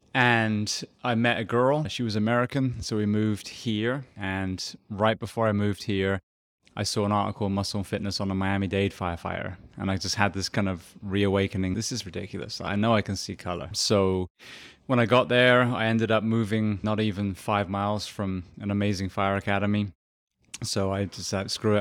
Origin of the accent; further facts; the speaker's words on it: England, United Kingdom; moved away as an adult; also born or lived in Japan; now in Ocala, Florida, United States; So I am originally from England. I spent 27 years there.